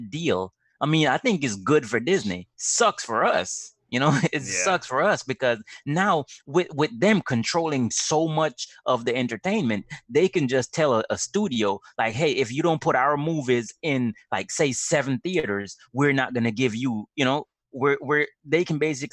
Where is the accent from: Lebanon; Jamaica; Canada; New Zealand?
Jamaica; I'm from Jamaica.